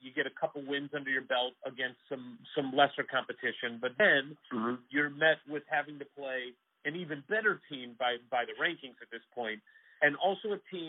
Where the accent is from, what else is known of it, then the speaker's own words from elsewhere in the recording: St. Louis, Missouri, United States; my hometown, St. Louis